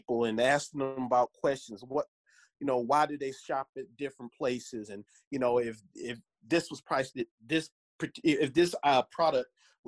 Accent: Detroit, Michigan, United States; now in Grand Rapids, United States; I was born and raised in Detroit

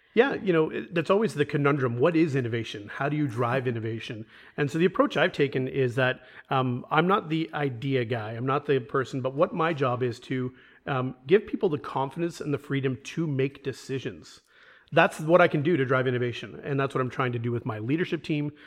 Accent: Toronto, Ontario, Canada; moved away as an adult; Born and raised in Toronto

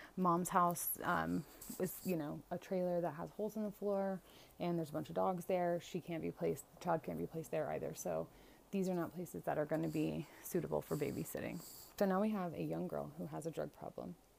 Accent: Florida, United States; my home state of Florida

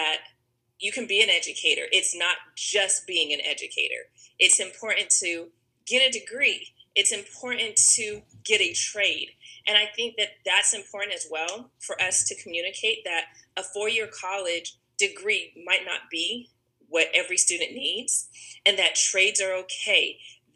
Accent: Ogden, Utah, United States; moved away as an adult; now in Huntsville, United States; I am originally from Ogden, Utah, but I lived in Huntsville, Alabama for the last 20 years.

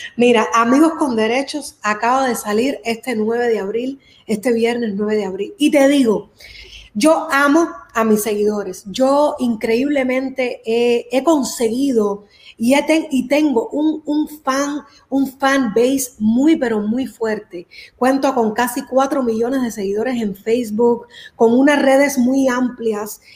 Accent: Miami, Florida, United States; also born or lived in Cuba; Yo nací en Cuba y crecí aquí en Miami.

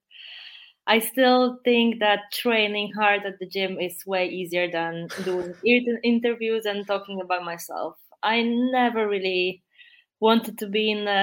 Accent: Poland; accent: Polish; English is a second language; my really strong Polish accent

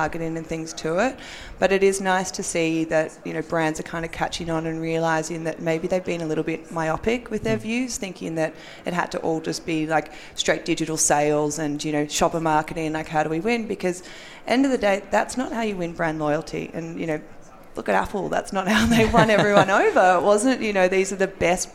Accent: Australia; accent: Australian; moved away as an adult; now in United States; I'm Australian. And so we were doing this in Australia for a year before we moved over here

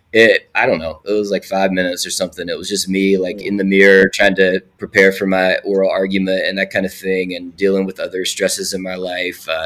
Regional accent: Alum Creek, West Virginia, United States; set in my hometown of Alum Creek, West Virginia.

